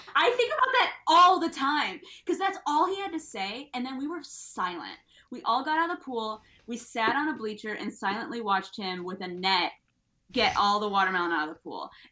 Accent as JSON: {"language": "English", "country": "United States", "said": "I'm American"}